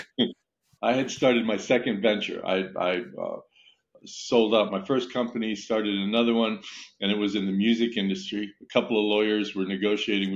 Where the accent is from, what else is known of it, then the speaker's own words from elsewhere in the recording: Italy; moved away; I was born and raised in Italy